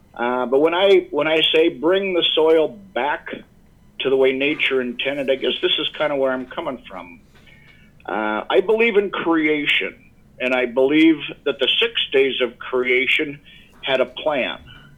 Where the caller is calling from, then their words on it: Yankton, South Dakota, United States; I am calling in from our home office, which is in the town of Yankton, which is in the great state of South Dakota. Yankton is located in the southeast portion of South Dakota along the Missouri River with beautiful rolling bluffs, and it's perfect for grazing stock cows.